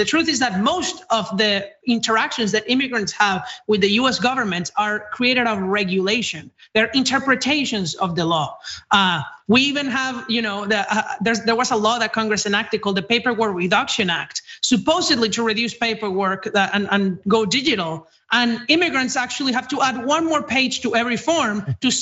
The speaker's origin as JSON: {"language": "English", "country": "Venezuela", "moved": "as an adult", "lives_now": "United States", "said": "I'm an immigrant myself. I'm from Venezuela and I came to the United States 5 years ago."}